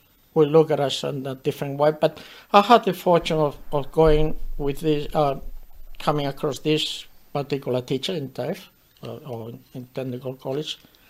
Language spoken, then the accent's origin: English; Torrelavega, Cantabria, Spain; English is a second language; moved away as an adult; now in Australia; I was from Torrelavega